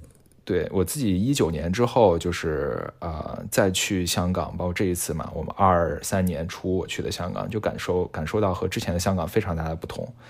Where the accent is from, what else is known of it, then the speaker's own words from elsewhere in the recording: China; 是深深的刻在每一个中国人的骨子里面的。这一点，其实我认为是我们中国人的核心信仰。